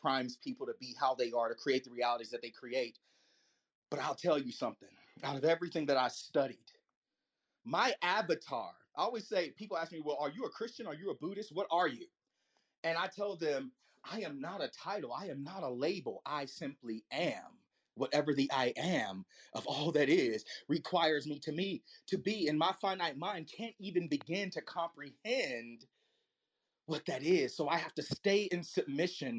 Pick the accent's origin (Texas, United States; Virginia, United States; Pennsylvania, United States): Virginia, United States; I grew up in the Bible Belt of Virginia